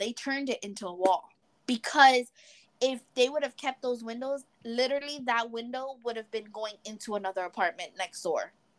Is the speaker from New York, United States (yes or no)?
yes; New York City, New York, United States; we're from the Bronx.